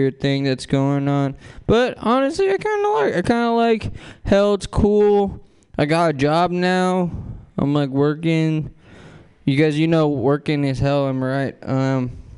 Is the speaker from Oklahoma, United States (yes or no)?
no; San Francisco, California, United States; I grew up in San Francisco